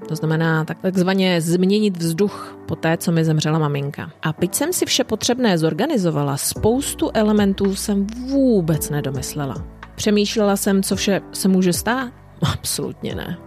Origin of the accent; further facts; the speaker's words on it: Czechia; moved away as an adult; also born or lived in United Kingdom / Ireland / Italy; now in Chile; Já osobně jsem mimo můj rodný kraj už 25 let